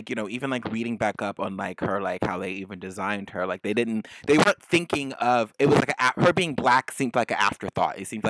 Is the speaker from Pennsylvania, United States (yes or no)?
no; San Francisco, California, United States; I'm from California, and I'm from San Francisco, and none of us in the Bay like anyone from